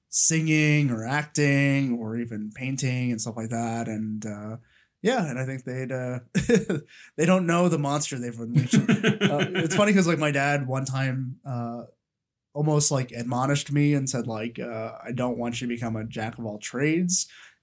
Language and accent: English; Arlington, Texas, United States; I'm an only child who grew up in Texas in a little place sandwiched between Dallas and Fort Worth called Arlington, also known as Fun Central.